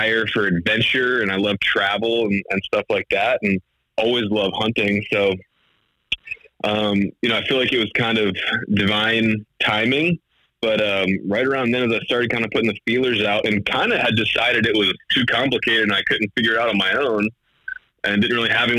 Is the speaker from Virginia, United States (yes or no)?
yes; Virginia, United States; I'm from the East Coast, I'm from Virginia